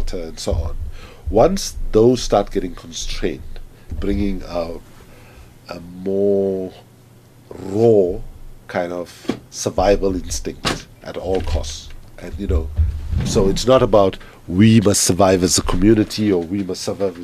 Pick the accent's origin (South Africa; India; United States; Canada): South Africa; Durban, KwaZulu-Natal; moved away as an adult; also born or lived in Oxford, United Kingdom; I left South Africa as a South African and I came back as an African